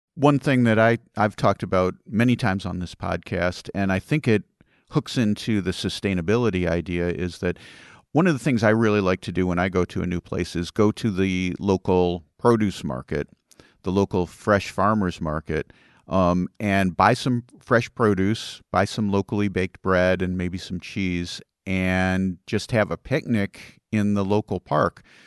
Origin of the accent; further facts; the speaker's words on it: United States; me being very American